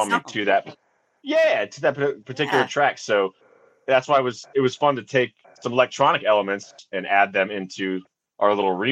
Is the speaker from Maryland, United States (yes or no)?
yes; Maryland, United States; we're from Maryland